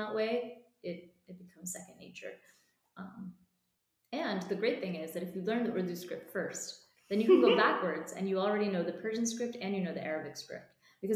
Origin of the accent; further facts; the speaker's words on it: United States; I'm a diaspora kid, you know, like I grew up in America